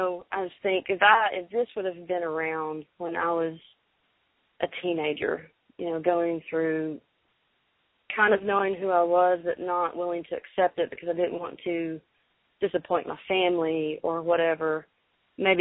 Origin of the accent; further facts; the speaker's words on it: Arkansas, United States; I'm from Arkansas